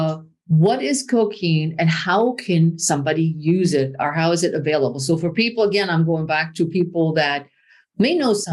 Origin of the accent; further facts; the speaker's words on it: Germany; now in United States; when I grew up in Germany